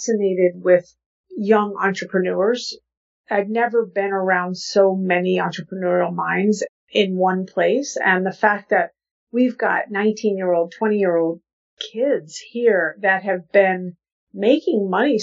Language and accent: English; Santa Fe, New Mexico, United States; now in New York City, United States; I'm from Santa Fe, New Mexico. So I grew up eating incredible Mexican food